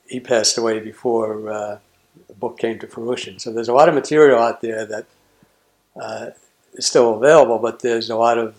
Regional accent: Jersey City, New Jersey, United States; I'm from Jersey City

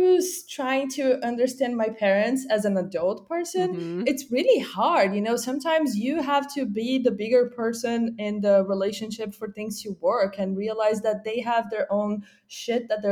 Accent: Brazil; now in California, United States; I'm originally from Brazil, but I live in California now

